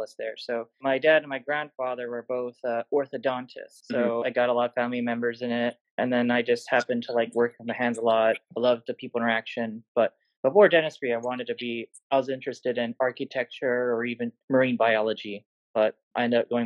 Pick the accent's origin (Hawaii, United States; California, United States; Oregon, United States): Hawaii, United States; moved away as an adult; now in Seattle, United States; I'm originally from Hawaii, but living in Seattle.